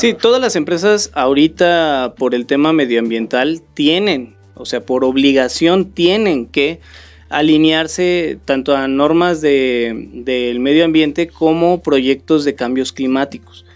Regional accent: Tepic, Nayarit, Mexico; also born or lived in Mexico City / Morelos; now in Querétaro, Mexico; no soy de aquí, nací en la Ciudad de México, crecí en, la ciudad de Nayarit, en Tepic, Nayarit

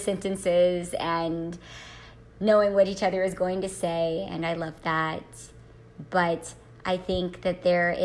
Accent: California, United States; moved away; I was brought up in such a diverse environment, such as California

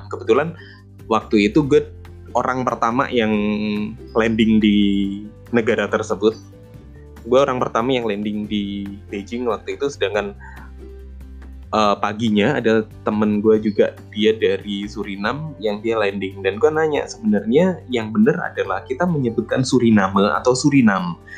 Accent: Indonesia; Gue berasal dari Indonesia dan satu-satunya orang Indonesia yang ada di short course tersebut.

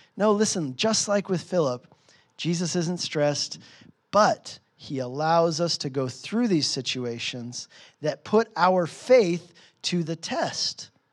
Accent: United States; moved away as an adult; also born or lived in Hungary; I was from America

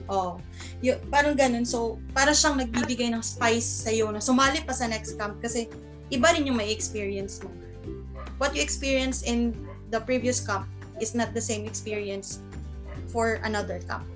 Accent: Cagayan de Oro, Northern Mindanao, Philippines; from Cagayan de Oro City

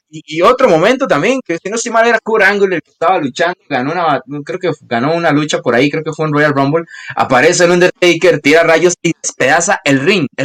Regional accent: Costa Rica; Soy de Costa Rica, no importa

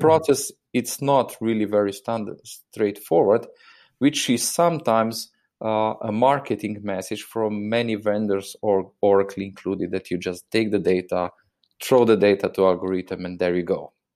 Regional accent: Slovenia; I'm obviously coming from Slovenia

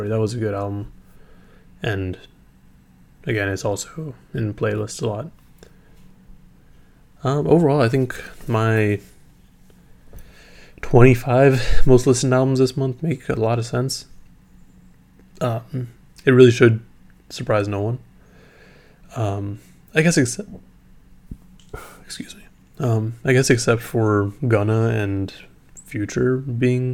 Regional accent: San Leandro, California, United States; my hometown of San Leandro

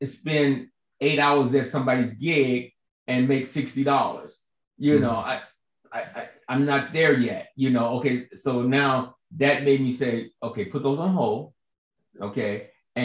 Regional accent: Chicago, Illinois, United States; moved away as an adult; also born or lived in California; now in Georgia, United States; I'm from Chicago, as you know, and South Side of Chicago, Ida B. Wells Projects, and so growing up, hearing everybody on my block

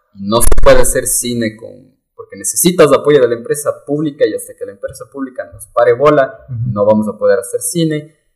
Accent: Ecuador; como ecuatorianos

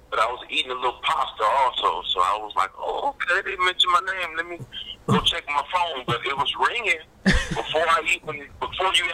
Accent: California, United States; I was born and raised out here in California. They always say I sound southern, though.

